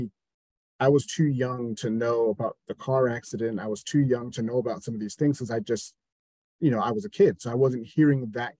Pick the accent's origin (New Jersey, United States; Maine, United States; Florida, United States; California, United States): New Jersey, United States; growing up in New Jersey, we had 106.7 Light